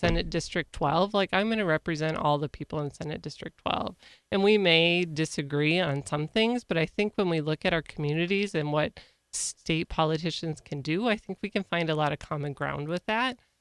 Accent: Ortonville, Minnesota, United States; also born or lived in Kerkhoven, Minnesota / Big Lake, Minnesota; I grew up in Ortonville, went to school, then graduated from Ortonville

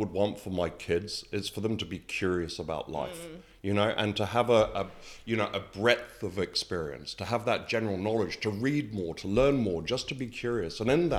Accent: New Zealand; I moved from the other side of the world over to New Zealand, although I am a New Zealander

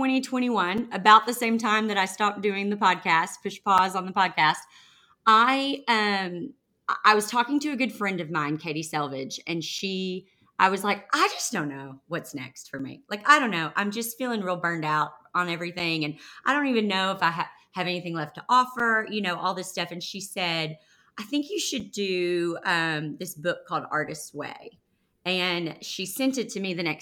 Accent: the Bible Belt, United States; now in Nashville, United States; I grew up in the Bible Belt where we don't do that.

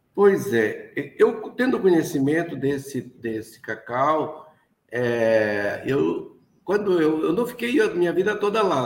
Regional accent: Oiapoque, Amapá, Brazil; desde a minha infância, porque eu sou daqui mesmo do Oiapoque, que é no estado do Amapá, lá no, da comunidade de Vila Velha, do Rio Caciporé

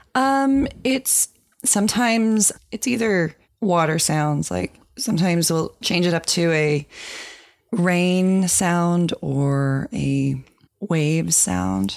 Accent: Virginia, United States; moved away as an adult; also born or lived in Florida / New England / New York; I was raised in Virginia, so that's the place where I consider home when I think of home

